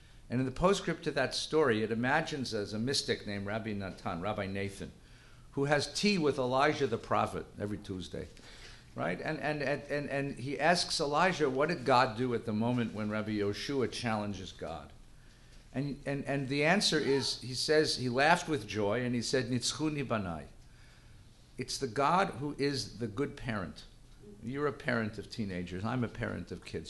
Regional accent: Los Angeles, California, United States; born or raised there; also born or lived in New Jersey

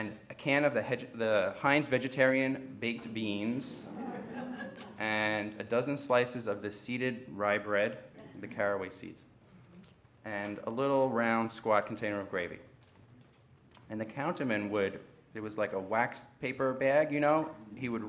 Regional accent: Great Neck, New York, United States; I grew up in Great Neck, Long Island

